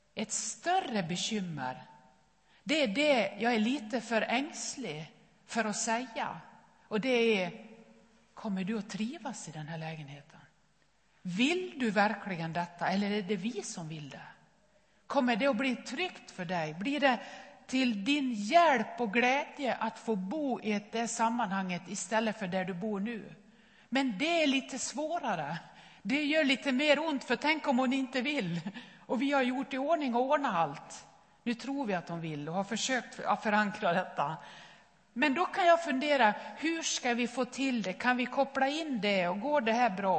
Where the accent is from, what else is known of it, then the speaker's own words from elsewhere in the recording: Nås, Dalarna County, Sweden; moved away; min mamma hemma i Nås i Västerdalarna